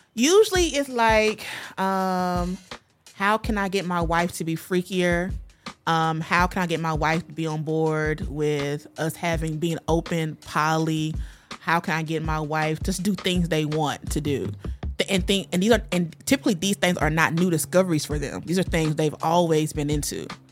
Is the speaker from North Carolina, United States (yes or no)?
yes; North Carolina, United States; I grew up in the South in of North Carolina in a very religious family.